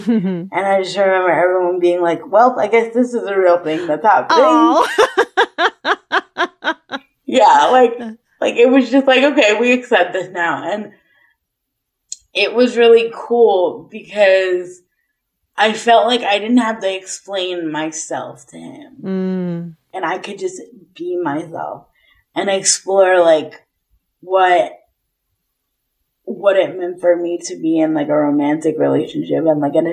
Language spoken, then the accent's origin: English; United States; I'm American